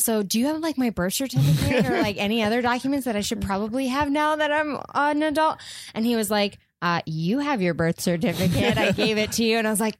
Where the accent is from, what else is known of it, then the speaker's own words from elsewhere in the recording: Virginia, United States; moved away as an adult; now in Los Angeles, United States; I grew up in Virginia. I haven't lived with my parents, and I've been out in LA for almost 7 years, eight years